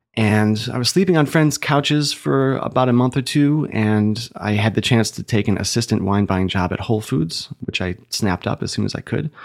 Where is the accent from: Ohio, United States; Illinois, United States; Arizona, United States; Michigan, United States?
Ohio, United States; now in Chicago, United States; I grew up in Ohio.